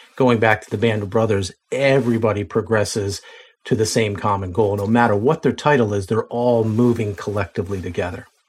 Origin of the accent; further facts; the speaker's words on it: Lancaster, Pennsylvania, United States; I'm from Lancaster, Pennsylvania